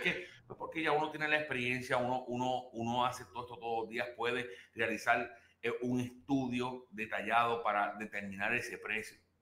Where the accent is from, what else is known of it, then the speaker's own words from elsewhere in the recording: Puerto Rico; moved away; yo soy puertorriqueño, en mi, país